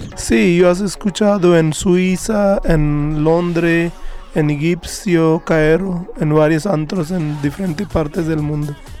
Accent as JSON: {"language": "Spanish", "town": "Jind", "region": "Haryana", "country": "India", "tie": "born or raised there", "second_language": "Spanish", "moved": "as an adult", "said": "Yo nací, yo nací en India, en un estado que se llama Haryana, y mi ciudad nombre es Jind"}